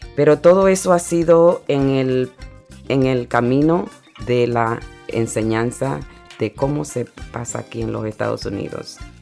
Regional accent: Panama; now in New York, United States; mi país natal es Panamá.

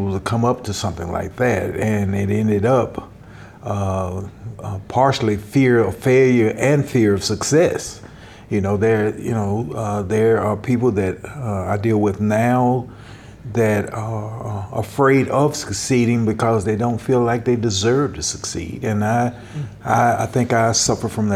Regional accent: Nashville, Tennessee, United States; I was born and raised in Nashville, Tennessee

